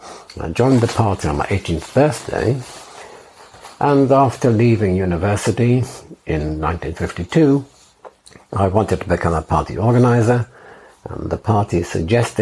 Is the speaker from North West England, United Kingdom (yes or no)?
yes; Lancaster, North West England, United Kingdom; moved away as an adult; also born or lived in Oxford / Berlin; I was born in Lancaster, northwest England, in March 1930